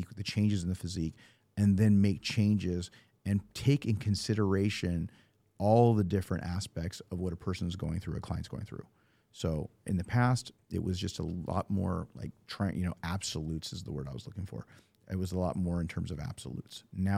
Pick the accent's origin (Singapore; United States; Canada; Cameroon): United States; California; I mean, I came from NorCal, and it's okay up there, but it seems like there's many more in Southern California.